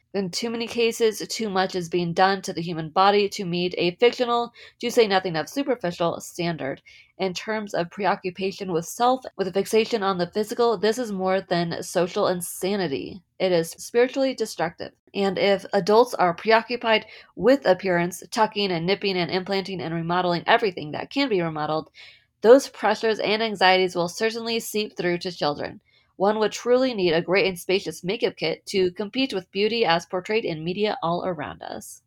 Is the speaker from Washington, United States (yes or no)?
no; San Diego, California, United States; moved away; also born or lived in Utah; I grew up in California on the West Coast. Um, most of my memories are in San Diego